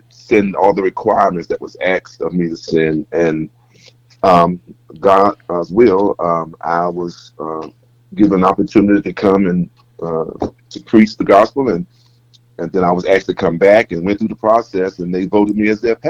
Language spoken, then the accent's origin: English; Hampton, Virginia, United States; moved away as an adult; now in Greensboro, United States; I am originally born and raised in Hampton, Virginia. That's where I was born, raised, and educated